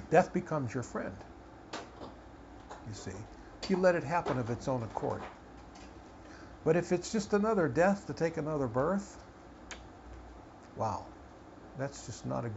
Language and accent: English; United States; I was born in America, that I'm American.